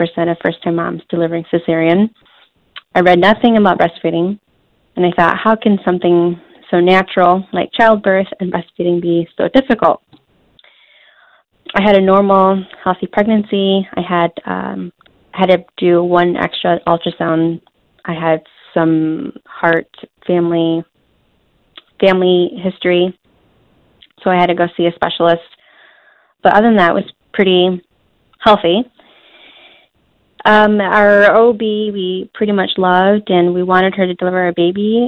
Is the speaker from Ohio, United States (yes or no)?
no; Holland, Michigan, United States; I'm from Holland, Michigan